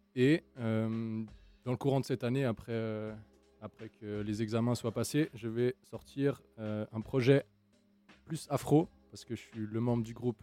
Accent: Dakar, Senegal; now in Switzerland; je suis né à Dakar, DKR. Et après, je me suis, euh, revenu euh, en Suisse

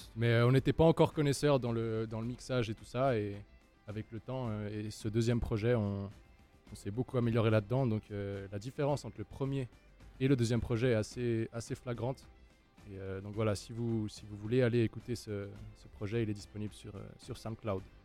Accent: Dakar, Senegal; now in Switzerland; je suis né à Dakar, DKR. Et après, je me suis, euh, revenu euh, en Suisse

